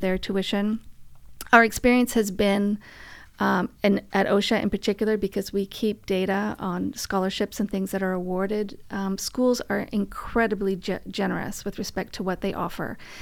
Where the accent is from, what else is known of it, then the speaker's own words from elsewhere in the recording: Vancouver, British Columbia, Canada; moved away; I'm from Vancouver